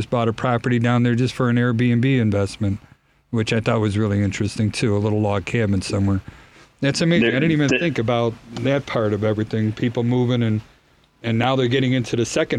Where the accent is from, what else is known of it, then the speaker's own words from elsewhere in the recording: Chicago, Illinois, United States; accent: Chicago; I hate my horrible Chicago accent that comes in there.